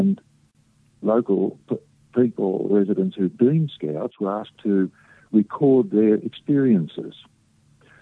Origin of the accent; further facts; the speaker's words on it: Emerald, Australia; Emerald, which is my hometown